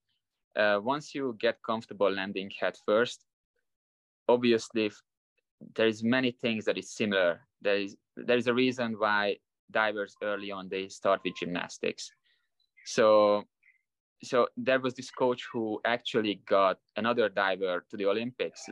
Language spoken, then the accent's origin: English; Hungary; moved away as an adult; now in Las Vegas, United States; I was a really good gymnast until I was 14, 15, national champions in Hungary